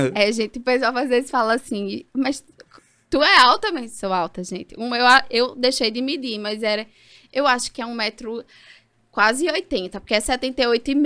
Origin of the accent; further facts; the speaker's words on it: Caruaru, Pernambuco, Brazil; moved away as an adult; also born or lived in Ribeirão Preto, São Paulo / São Paulo / Peru; now in Recife, Brazil; e com dois anos, eu vim para Caruaru né? não estamos em Caruaru, mas vim para Caruaru. E aí vivi até os 22